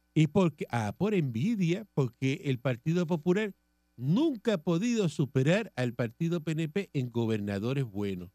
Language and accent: Spanish; Cuba; moved away as an adult; now in Puerto Rico; yo soy cubano